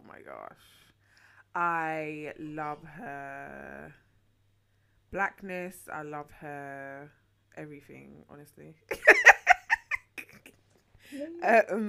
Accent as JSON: {"language": "English", "country": "Jamaica", "tie": "born or raised there", "moved": "yes", "said": "I was born in Jamaica"}